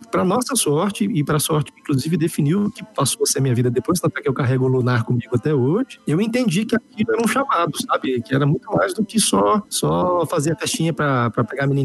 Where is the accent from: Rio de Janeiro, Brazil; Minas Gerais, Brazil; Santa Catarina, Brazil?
Minas Gerais, Brazil; eu sou mineiro, gente